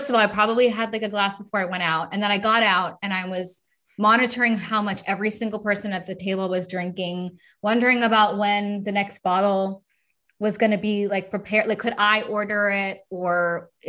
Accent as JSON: {"language": "English", "country": "United States", "lives_now": "Europe", "said": "even though I'm obviously American, um, we are starting a move, like a bigger, even bigger movement over here in Europe, right?"}